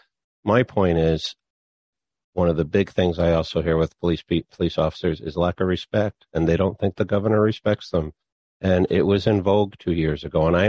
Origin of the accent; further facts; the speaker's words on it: New Haven, Connecticut, United States; I grew up in New Haven, North Haven